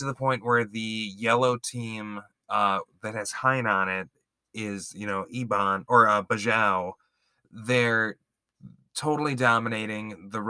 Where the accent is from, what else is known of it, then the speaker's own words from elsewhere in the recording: United States; as an American